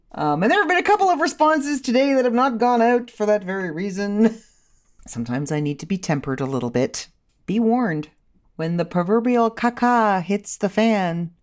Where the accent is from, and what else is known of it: Canada